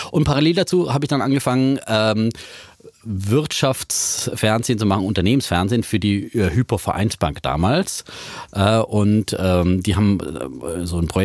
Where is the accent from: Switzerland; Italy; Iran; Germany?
Germany; Leipzig, Saxony; ich bin in Leipzig ah, aufgewachsen.